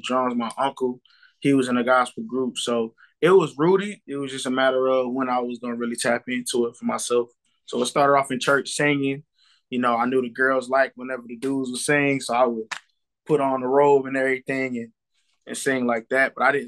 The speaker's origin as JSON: {"language": "English", "region": "South Carolina", "country": "United States", "tie": "born or raised there", "also_born_or_lived": "Jacksonville, North Carolina", "said": "South Carolina. I was born in North Carolina, in Jacksonville military base. Then I moved to South Carolina. So I'm a Carolina kid all the way around."}